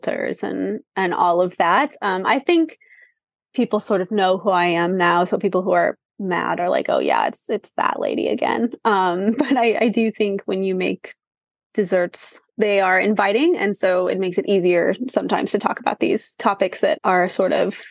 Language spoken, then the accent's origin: English; Kansas City, Kansas, United States; I'm from Kansas City